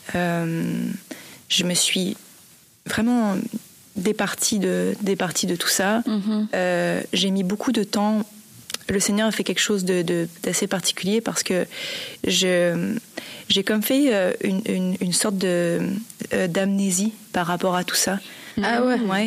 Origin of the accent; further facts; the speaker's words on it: Montreal, Quebec, Canada; j'étais de Montréal